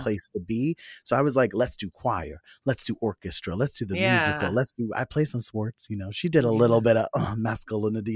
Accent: Philadelphia, Pennsylvania, United States; born or raised there

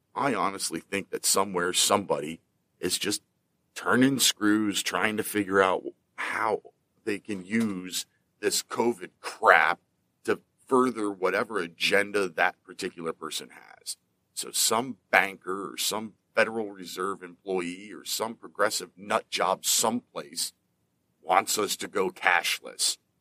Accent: Pennsylvania, United States; my home state of Pennsylvania

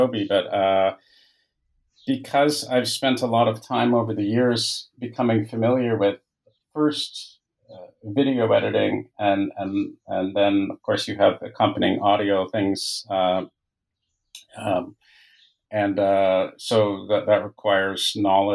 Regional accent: Toronto, Ontario, Canada; moved away as an adult; now in France; I'm Canadian. I was born and raised in Toronto

